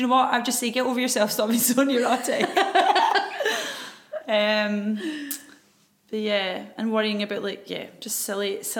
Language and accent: English; Scotland, United Kingdom; As Scottish women.